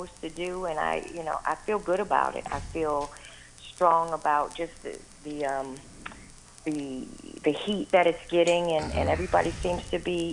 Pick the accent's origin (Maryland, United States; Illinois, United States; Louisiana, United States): Illinois, United States; Chicago; Born and raised in Chicago. I was born and raised on the south side of Chicago